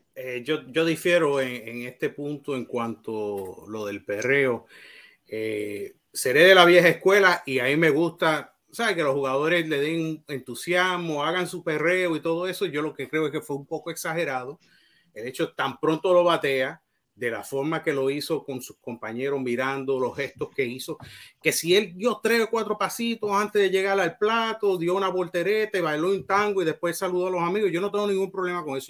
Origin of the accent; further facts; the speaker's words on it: Mayagüez, Puerto Rico; yo soy de Mayagüez